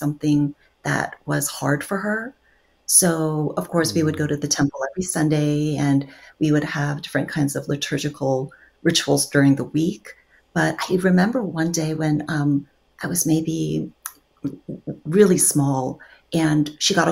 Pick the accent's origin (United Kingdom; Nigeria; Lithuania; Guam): Guam; also born or lived in South Korea; now in Southern California, United States; I was born in South Korea, and then I moved to Guam when I was 3 because my dad's work visa came through Guam.